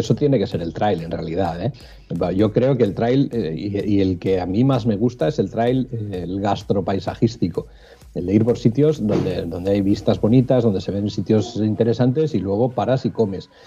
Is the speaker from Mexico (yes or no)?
no; Cantabria, Spain; soy un enamorado de mi tierra